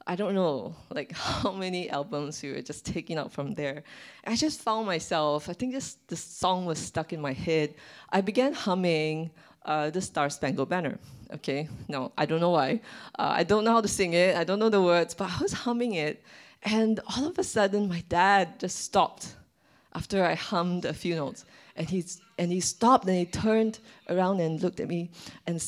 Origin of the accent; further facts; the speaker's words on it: Malaysia; I'm Malaysian